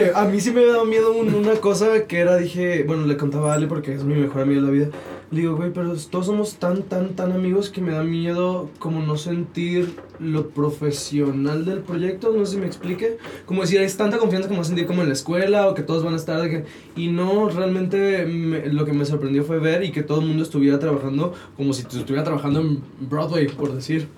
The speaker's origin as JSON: {"language": "Spanish", "region": "Sinaloa", "country": "Mexico", "tie": "born or raised there", "moved": "yes", "lives_now": "Mexico City, Mexico", "said": "soy de Sinaloa"}